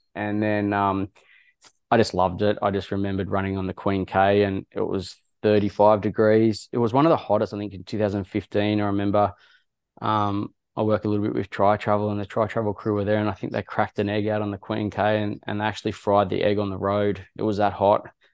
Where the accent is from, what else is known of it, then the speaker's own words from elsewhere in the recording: Wagga Wagga, New South Wales, Australia; I grew up in Wagga Wagga